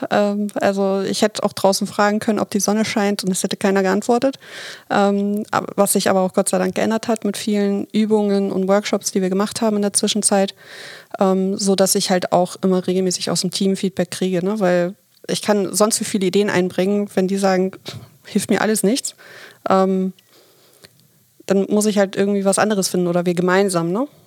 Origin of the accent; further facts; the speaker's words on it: Hamburg, Germany; Ja, ich bin 39, in Hamburg geboren und aufgewachsen, bin mittlerweile seit zwei Jahren Führungskraft in einem großen Handelsunternehmen